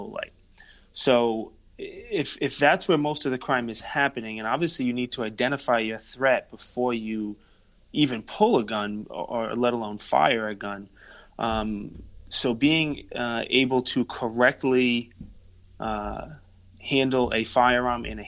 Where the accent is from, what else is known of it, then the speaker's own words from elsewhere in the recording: Rhode Island, United States; accent: Rhode Island; we are from Rhode Island